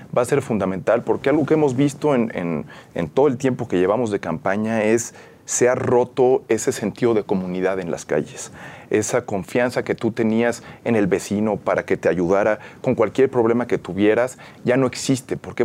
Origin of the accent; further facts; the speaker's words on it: Mexico City, Mexico; toda la vida originario y crecí en la, en la Miguel Hidalgo